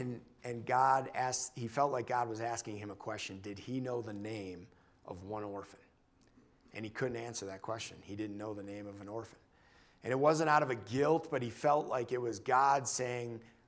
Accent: New York, United States; we're from New York

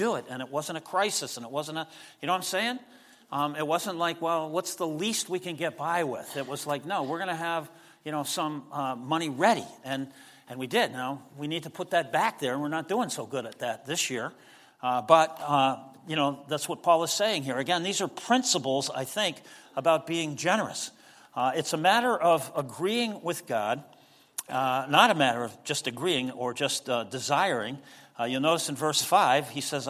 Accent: United States; we're Americans, and so, you know, we live in this culture

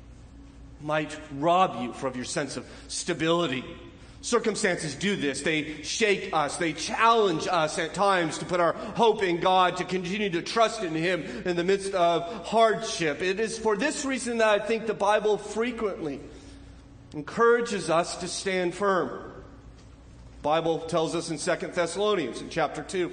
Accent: Southern California, United States; moved away; also born or lived in Northridge, California; Growing up in Southern California, you get somewhat used to them

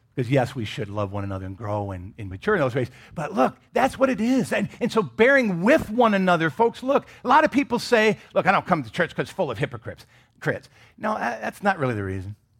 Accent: Michigan, United States; I grew up in Michigan.

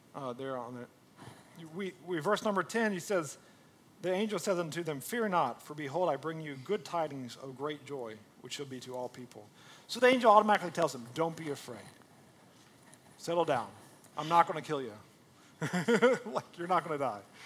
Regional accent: United States; we're Americans, right? Like, I'm an American

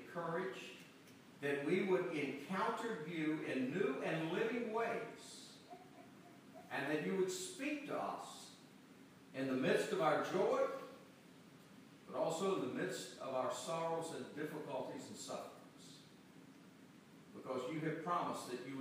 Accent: Georgia, United States; also born or lived in Macon, Georgia; I grew up in Georgia

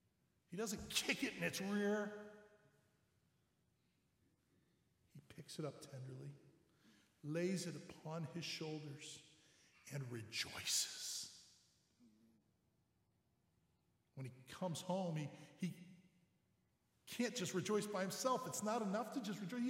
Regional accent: St. Louis, Missouri, United States; my hometown of St. Louis

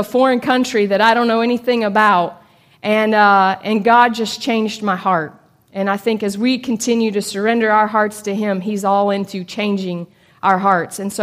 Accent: Chattanooga, Tennessee, United States; also born or lived in Liberia; I was born and raised here in Chattanooga

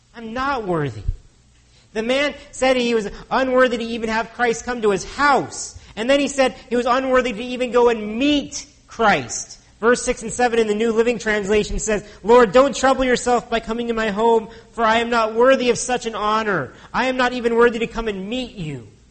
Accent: United States; now in Canada; As an American born citizen, if I moved here to Canada

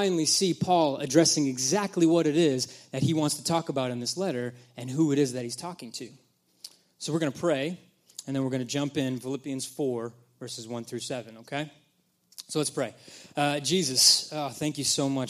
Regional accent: New Bedford, Massachusetts, United States; moved away; I'm from New Bedford, Massachusetts, and filled with only Portuguese people

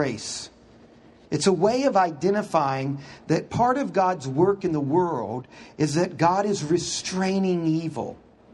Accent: Houston, Texas, United States; I grew up in Houston.

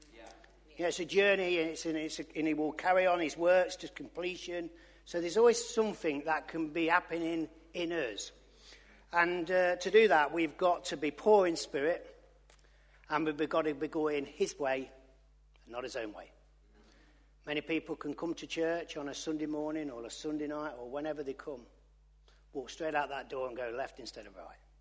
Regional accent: Loughborough, East Midlands, United Kingdom; I'm from Loughborough, I can't speak proper

